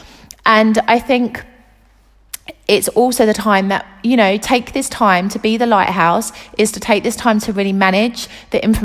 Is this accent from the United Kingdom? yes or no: yes; United Kingdom; now in Italy; the UK, which is my home country